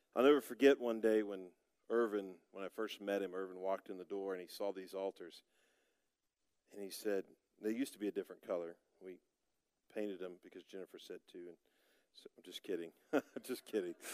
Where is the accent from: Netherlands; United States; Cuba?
United States; Broken Arrow, Oklahoma; moved away as an adult; also born or lived in Altus, Oklahoma; now in Perry, United States; I grew up in Broken Arrow, Oklahoma.